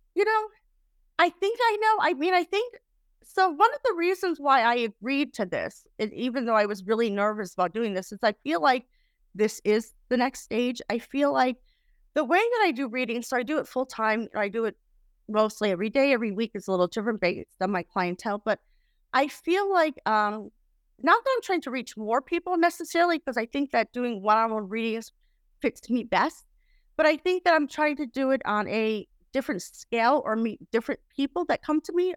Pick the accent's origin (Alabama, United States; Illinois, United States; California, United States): Illinois, United States; Chicago; I was raised in Chicago